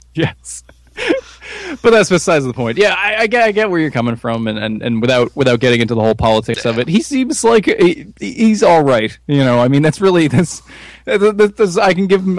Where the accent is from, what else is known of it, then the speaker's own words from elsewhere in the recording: United States; As an American